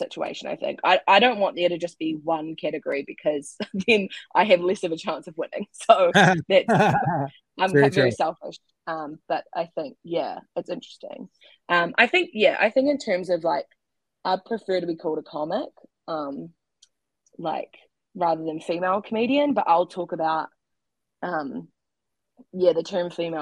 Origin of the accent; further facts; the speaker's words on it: Christchurch, Canterbury, New Zealand; I'm from Christchurch